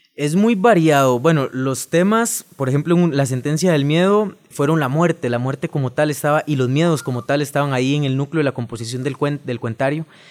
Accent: Alajuela, Costa Rica; vengo de Alajuela, soy de la ciudad de Alajuela

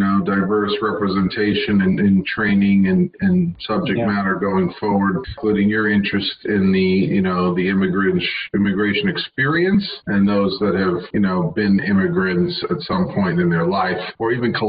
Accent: New York, United States; I came from New York, I was around millions of people

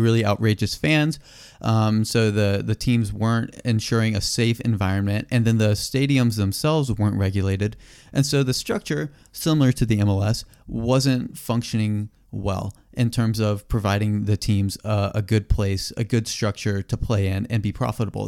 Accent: United States; we're American

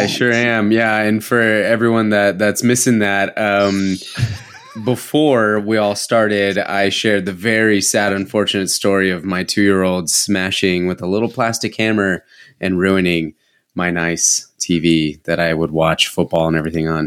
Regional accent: San Diego, California, United States; I grew up in San Diego, in like North County, San Diego

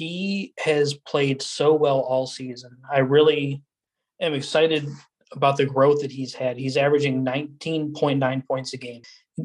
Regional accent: Cleveland, Ohio, United States; since we're both from the Cleveland area, our hometown team is going to be the Cavs.

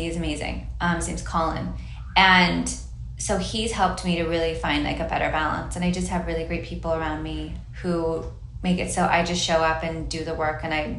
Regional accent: Hawaii, United States; It was really inspired by like, I grew up in Hawaii and I love floral

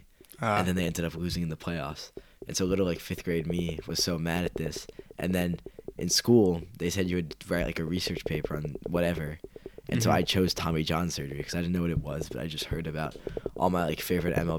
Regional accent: Annandale, Virginia, United States; I'm from Annandale, Virginia.

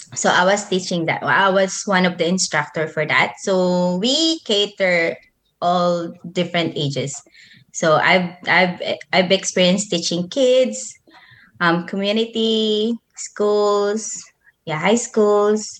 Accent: Manila, Metro Manila, Philippines; moved away as an adult; also born or lived in Nueva Ecija; I grew up in Manila, but I was born in Nueva Ecija.

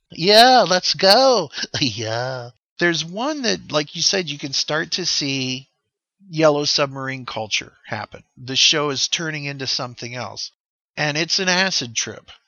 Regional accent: United States; as an American kid

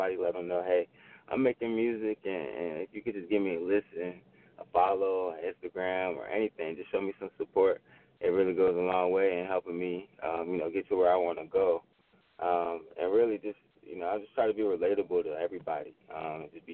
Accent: Richmond, Virginia, United States; I'm an artist from Richmond, Virginia

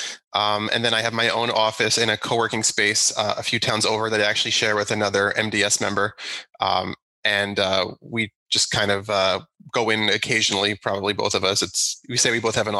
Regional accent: New Jersey, United States; moved away as an adult; also born or lived in Manhattan, New York; now in Long Island, New York, United States; I grew up in New Jersey

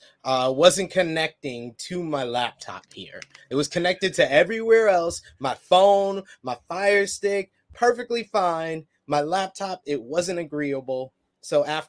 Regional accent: New York, United States; I'm from New York

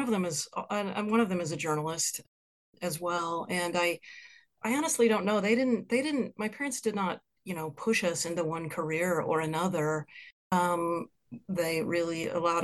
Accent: Lincoln, Nebraska, United States; moved away as an adult; also born or lived in Bay Area, California / Boston; now in Kansas City, United States; I grew up in Lincoln, Nebraska.

